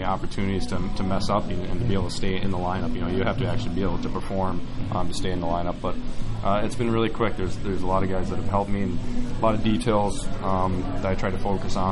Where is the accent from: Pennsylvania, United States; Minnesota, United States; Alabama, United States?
Minnesota, United States; Minnesota, where I'm from, is such a hockey-based state